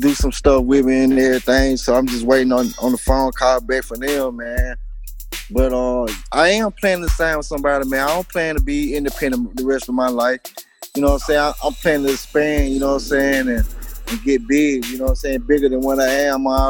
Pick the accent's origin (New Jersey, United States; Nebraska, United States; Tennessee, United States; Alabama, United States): Alabama, United States; Mobile; also born or lived in Richmond, Virginia; I'm originally from Mobile. I was born in Mobile. I moved to Richmond, Virginia. Stayed in Midlothian projects for, you know what I'm saying, a couple years, you know. Yeah, I came back to Mobile when I was like 3 or 4. So, you know, I am a native of Mobile, Alabama